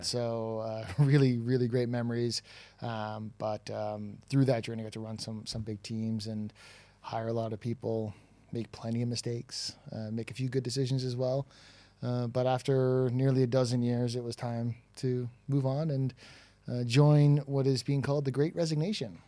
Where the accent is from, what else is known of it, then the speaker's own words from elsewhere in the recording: Toronto, Ontario, Canada; accent: Toronto; moved away as an adult; now in Dublin, Ireland; my accent is from Toronto